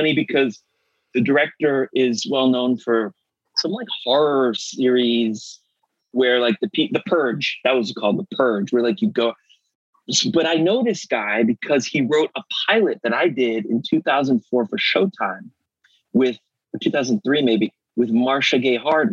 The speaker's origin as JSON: {"language": "English", "town": "New York City", "region": "New York", "country": "United States", "tie": "born or raised there", "also_born_or_lived": "Italy", "said": "was in high school in Manhattan and in New York City"}